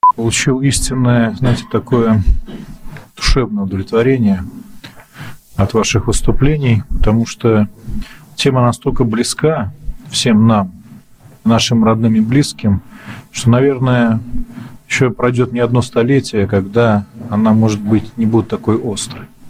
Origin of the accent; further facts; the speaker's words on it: native village near Mozyr, Gomel Region, Belarus; moved away; здесь в родной деревне